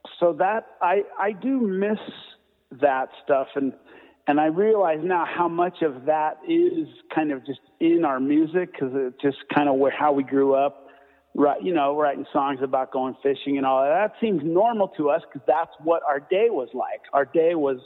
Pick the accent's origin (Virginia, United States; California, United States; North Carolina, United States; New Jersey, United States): California, United States; Hermosa Beach; moved away as an adult; also born or lived in Colorado; now in Fort Collins, United States; growing up in Hermosa Beach